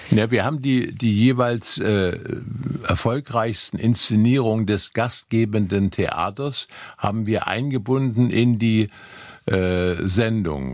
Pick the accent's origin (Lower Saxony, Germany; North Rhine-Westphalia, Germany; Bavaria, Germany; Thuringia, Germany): Thuringia, Germany; Gera district; now in Dresden, Germany; des Bezirks Gera, wo ich groß geworden bin